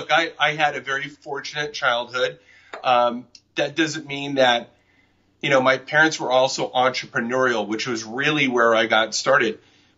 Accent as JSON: {"language": "English", "town": "Newport Beach", "region": "California", "country": "United States", "tie": "born or raised there", "also_born_or_lived": "Inglewood, California / Torrance, California / Bangkok, Thailand", "said": "we came back and we moved to Huntington Beach for about a year or two. And then after that, around 10 years old, we moved to Newport Beach. And that's where I lived till I was about 24 years old."}